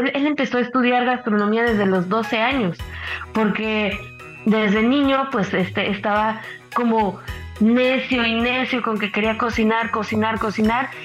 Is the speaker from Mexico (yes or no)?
yes; Mexico